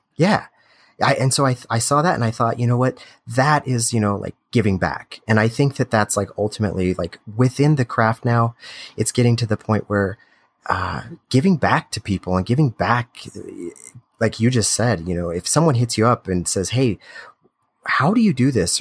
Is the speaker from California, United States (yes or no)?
no; Grand Junction, Colorado, United States; also born or lived in Europe; now in Denver, United States; I'm born and raised in Grand Junction, Colorado here, and now, you know, Denver